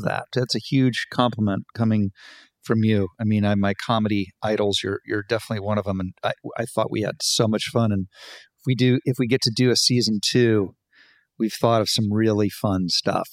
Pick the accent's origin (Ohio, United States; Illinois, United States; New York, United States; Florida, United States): Ohio, United States; I grew up in Ohio and there was the Ohio State Fair